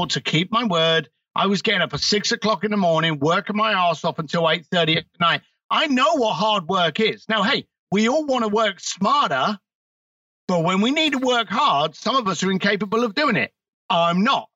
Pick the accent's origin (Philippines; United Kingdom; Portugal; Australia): United Kingdom